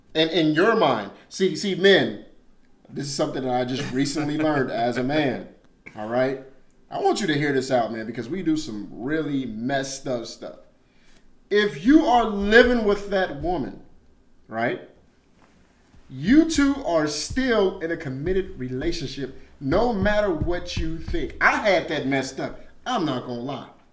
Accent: Chicago, Illinois, United States; moved away; I'm from Chicago, South Side.

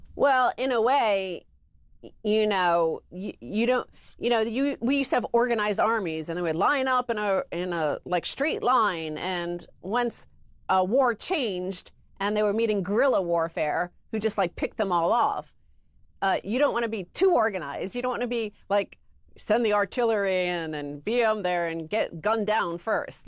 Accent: United States; I am an American, and I've been an American for over forty years

